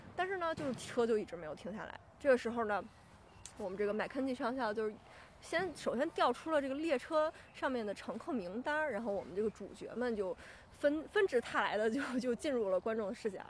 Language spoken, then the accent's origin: Chinese; Beijing, China; 我是这个来自北京的